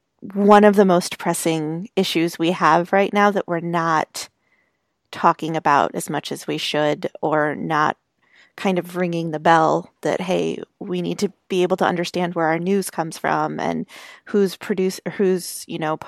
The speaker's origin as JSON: {"language": "English", "country": "United States", "said": "I'm an American"}